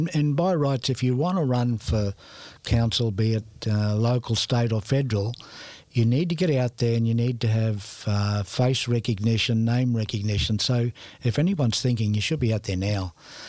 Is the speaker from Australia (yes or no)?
yes; Cairns, Queensland, Australia; So I'm born and bred in Cairns and I've got three generations in the cemetery.